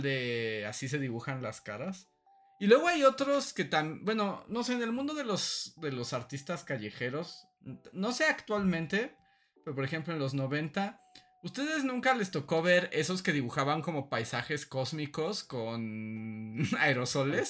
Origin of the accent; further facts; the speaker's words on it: Veracruz, Mexico; cuando era niño y en Veracruz